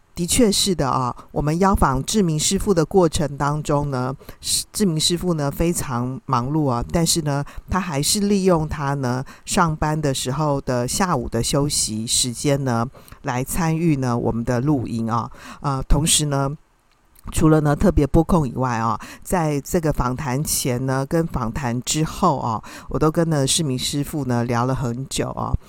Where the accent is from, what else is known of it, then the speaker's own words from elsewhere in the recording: Taiwan; 我们台湾人好像特别喜欢吃锅啊